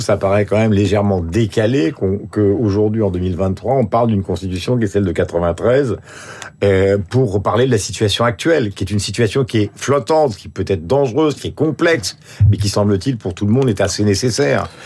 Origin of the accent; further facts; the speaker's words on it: France; je suis français